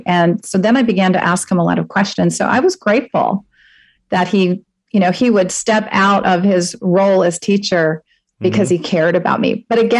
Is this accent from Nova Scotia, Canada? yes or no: yes; Halifax, Nova Scotia, Canada; I grew up in Halifax, Nova Scotia.